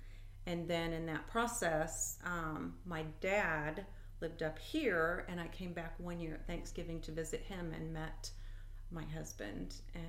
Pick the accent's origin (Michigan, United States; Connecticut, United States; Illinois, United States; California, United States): Illinois, United States; in DeWitt County, cool. You bet. Yeah, and kind of went around and came back.